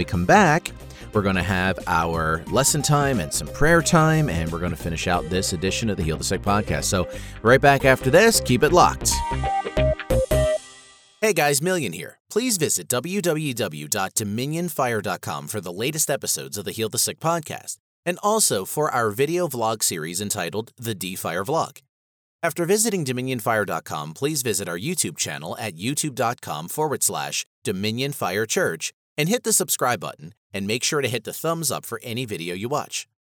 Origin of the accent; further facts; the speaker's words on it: Florida, United States; I grew up in Florida for a period and was out that way a lot.